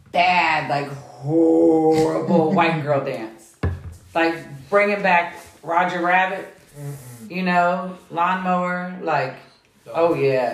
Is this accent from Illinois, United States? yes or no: no; Kentucky, United States